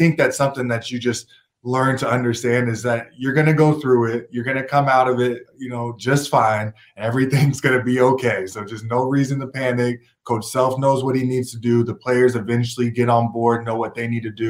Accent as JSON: {"language": "English", "town": "Portland", "region": "Oregon", "country": "United States", "also_born_or_lived": "Kansas", "moved": "yes", "said": "I'm from Portland, Oregon"}